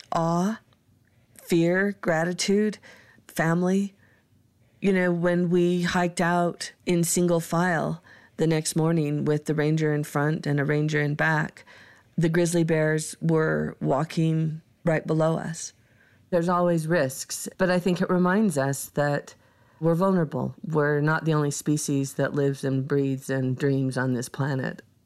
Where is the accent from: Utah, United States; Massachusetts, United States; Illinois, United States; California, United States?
Utah, United States; now in Wyoming, United States; growing up in Utah, we're surrounded by national parks and monuments